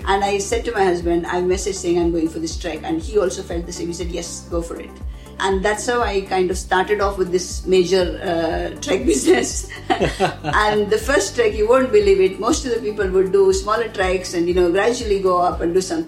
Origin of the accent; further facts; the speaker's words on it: India; moved away as an adult; also born or lived in United Kingdom; now in Dubai, United Arab Emirates; I'm born and brought up in India and now in Dubai.